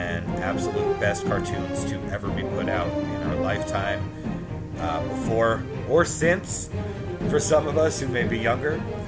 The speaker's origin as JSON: {"language": "English", "town": "Boston", "region": "Massachusetts", "country": "United States", "tie": "born or raised there", "said": "I grew up in Boston, so we got it on Fox 64 at 11 a.m. on Saturdays, and it was the be-all, end-all of my week."}